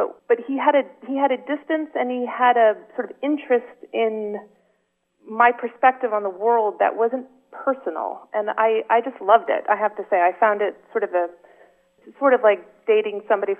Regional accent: Connecticut, United States; moved away as an adult; now in France; My mother is Swedish, and I grew up in Connecticut

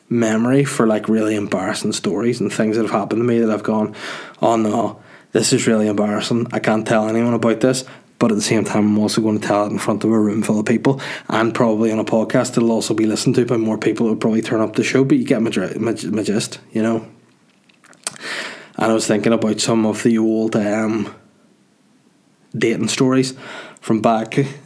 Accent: Holywood, Northern Ireland, United Kingdom; Hollywood, County Down, my hometown

